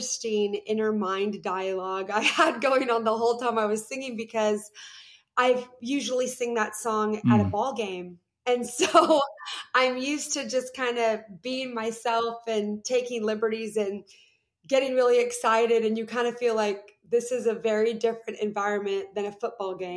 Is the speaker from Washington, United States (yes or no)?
yes; Seattle, Washington, United States; moved away; also born or lived in the South; I was born and raised in Seattle, Washington, where it's not really a hotbed of Christian anything